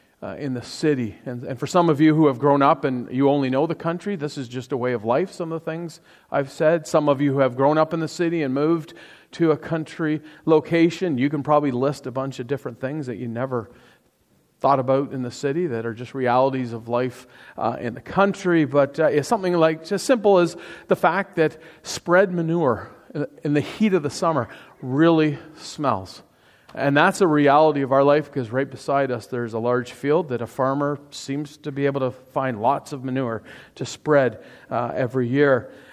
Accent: Toronto, Ontario, Canada; So I grew up in Toronto, or just outside of Toronto, for probably, I guess, the first 40-something years of my life.

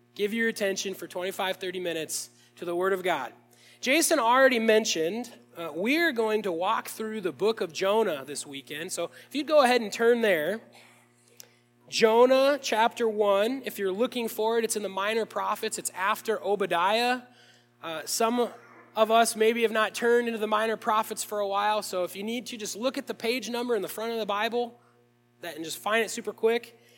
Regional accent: Williamsburg, Iowa, United States; I grew up in Williamsburg, Iowa

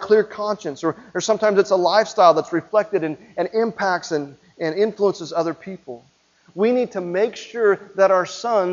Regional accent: Midwest, United States; growing up in the Midwest

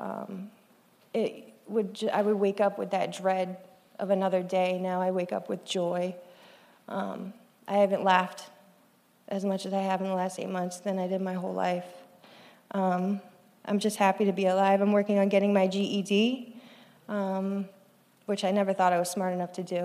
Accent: Cape Cod, Massachusetts, United States; I grew up on Cape Cod, Massachusetts.

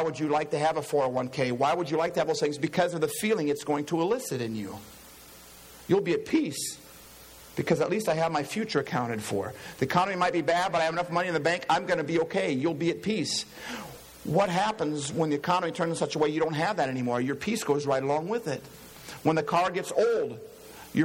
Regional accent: Iowa, United States; I'm from Iowa

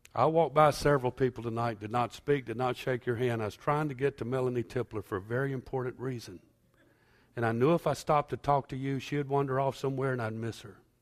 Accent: United States; I am an American.

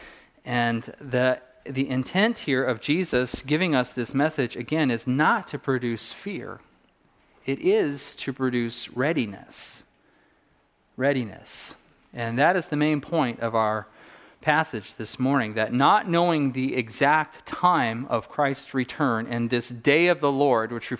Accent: Southern California, United States; a kid growing up in Southern California.

